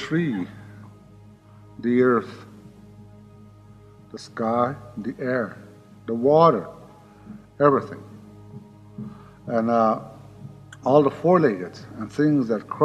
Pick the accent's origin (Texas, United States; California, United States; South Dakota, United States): South Dakota, United States; Pine Ridge Indian Reservation; I was born on the Pine Ridge Indian Reservation and lived there all my life